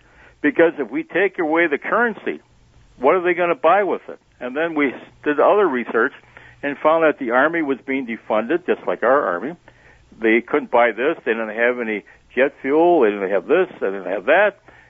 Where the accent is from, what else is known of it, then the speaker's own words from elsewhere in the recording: Sheboygan, Wisconsin, United States; You have to understand, I grew up in Sheboygan. The only big thing in Sheboygan was baseball every day with the kids in the playground and going to a movie.